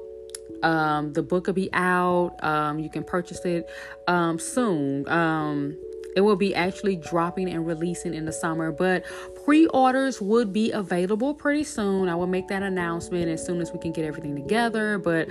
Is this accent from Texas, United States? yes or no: no; Shreveport, Louisiana, United States; my church in Shreveport, Louisiana. That's my hometown